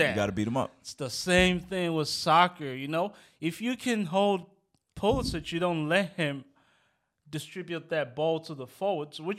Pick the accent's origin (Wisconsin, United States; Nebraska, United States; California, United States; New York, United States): New York, United States; Rosedale; Like I live, you know, I'm from Rosedale.